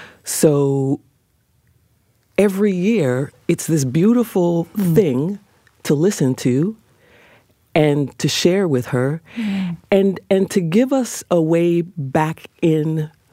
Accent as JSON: {"language": "English", "region": "New York", "country": "United States", "tie": "born or raised there", "said": "So I grew up on 146th Street between Lenox and what true Harlemites call 7th Avenue."}